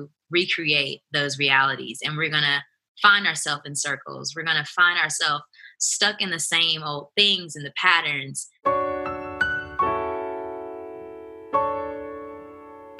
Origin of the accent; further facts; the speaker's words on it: Huntsville, Alabama, United States; I'm a songwriter from Huntsville, Alabama